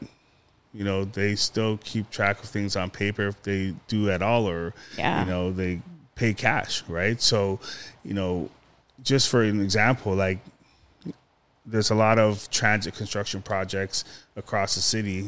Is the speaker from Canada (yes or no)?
yes; Toronto, Ontario, Canada; I was born in Scarborough.